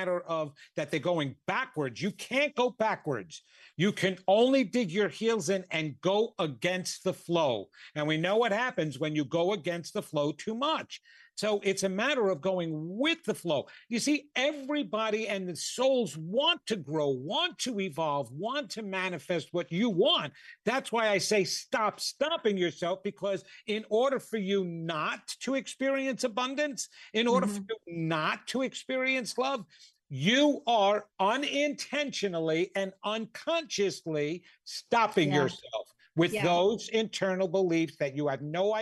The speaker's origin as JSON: {"language": "English", "region": "New York", "country": "United States", "said": "I'm from New York"}